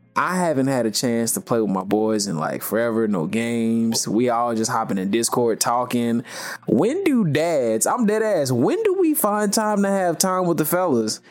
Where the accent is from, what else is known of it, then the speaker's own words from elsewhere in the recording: the South, United States; I'm from the South